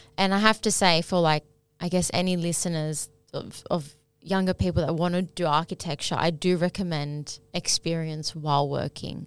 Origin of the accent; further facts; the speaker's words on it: Sydney, New South Wales, Australia; growing up in Sydney